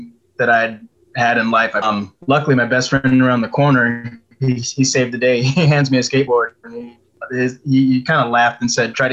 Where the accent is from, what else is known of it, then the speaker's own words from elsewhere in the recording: San Diego, California, United States; also born or lived in Orlando, Florida; my father joined the military special ops training when I was 2 years old, which brought us out to San Diego, California, and I've been out here pretty much ever since